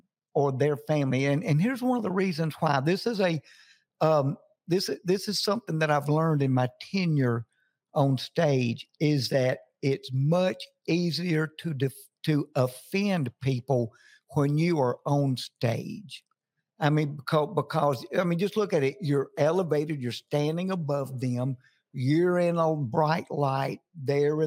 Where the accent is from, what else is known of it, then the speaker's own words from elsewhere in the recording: Jackson, Mississippi, United States; moved away as an adult; now in Nashville, United States; Jackson, Mississippi, my hometown.